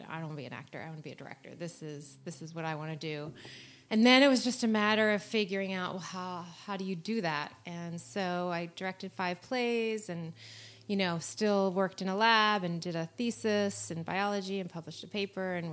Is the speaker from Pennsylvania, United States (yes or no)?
yes; Philadelphia, Pennsylvania, United States; moved away; I grew up in Philadelphia